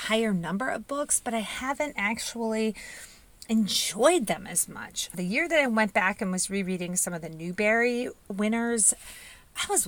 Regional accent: Indiana, United States; I was born and raised in Indiana

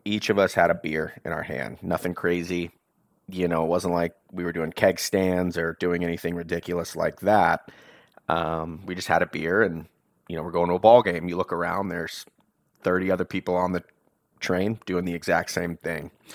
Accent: Coppell, Texas, United States; moved away as an adult; also born or lived in Dallas, Texas / Charlottesville, Virginia; now in New York City, United States; I was born in Dallas, raised in Coppell, Texas, right outside of Dallas

